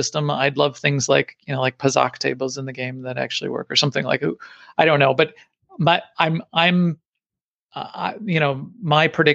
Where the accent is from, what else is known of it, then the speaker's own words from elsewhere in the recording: Chicago, Illinois, United States; Chicago, my hometown